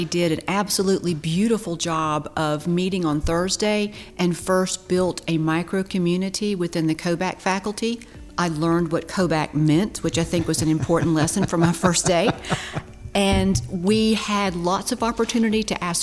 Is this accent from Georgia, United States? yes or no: yes; Albany, Georgia, United States; also born or lived in Mableton, Georgia; I grew up right in this area, graduated from Lee County High School